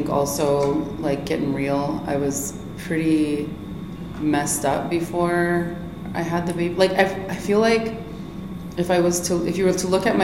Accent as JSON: {"language": "English", "town": "Kahnawake", "region": "Quebec", "country": "Canada", "said": "Mohawk from Kahnawake Mohawk Territory"}